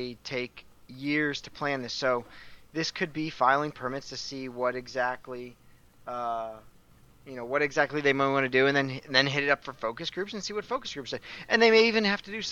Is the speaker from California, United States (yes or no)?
yes; Southern California, United States; me growing up in Southern California